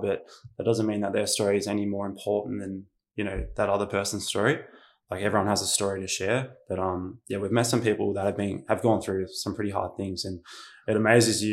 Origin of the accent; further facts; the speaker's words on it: Mornington Peninsula, Victoria, Australia; growing up on the peninsula, lived a very privileged life growing up with a beautiful, loving family